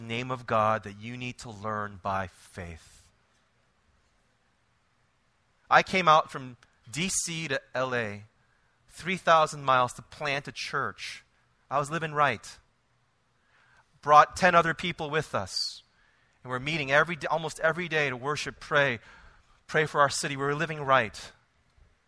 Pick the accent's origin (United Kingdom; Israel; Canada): Israel; now I am from Israel